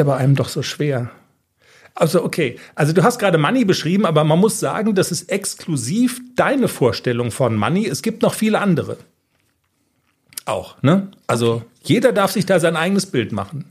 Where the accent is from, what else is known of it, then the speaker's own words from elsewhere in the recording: Darmstadt, Hesse, Germany; ich bin in Darmstadt aufgewachsen